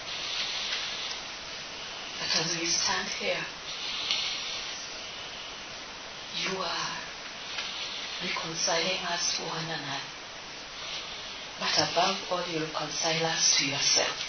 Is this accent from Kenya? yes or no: yes; Kenya; I stand here as a Kenyan